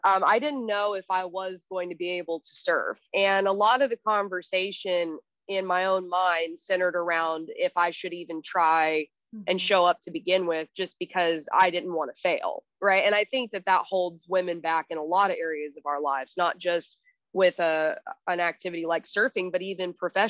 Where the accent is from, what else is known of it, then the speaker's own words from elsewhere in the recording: Texas, United States; also born or lived in Arizona, United States; And I came from Texas and Arizona. We didn't even have an ocean where I lived.